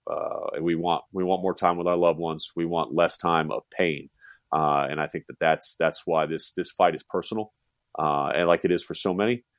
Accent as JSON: {"language": "English", "region": "West Coast", "country": "United States", "tie": "born or raised there", "said": "growing up on the West Coast"}